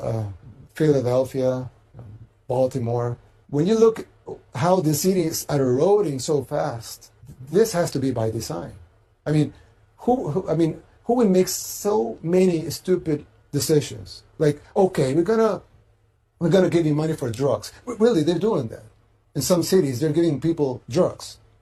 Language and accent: English; El Salvador